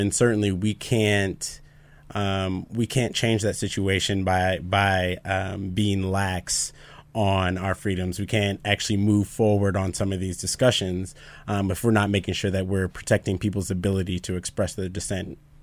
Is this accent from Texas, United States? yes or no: no; Minneapolis, Minnesota, United States; now in Idaho, United States; I'm actually from South Minneapolis